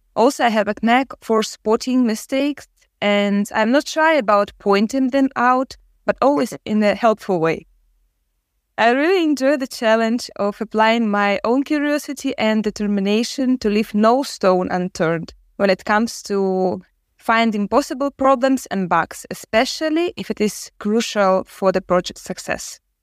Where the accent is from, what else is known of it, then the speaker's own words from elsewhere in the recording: Ukraine; I'm from Ukraine.